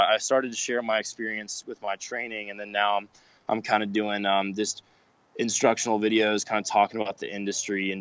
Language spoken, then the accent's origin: English; Georgia, United States; also born or lived in East Coast; now in Arizona, United States; I'm from Georgia